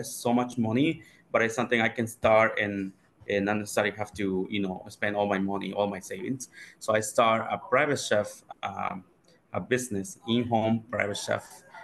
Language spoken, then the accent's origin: English; Oaxaca, Mexico; moved away as an adult; I grew up in Oaxaca, Mexico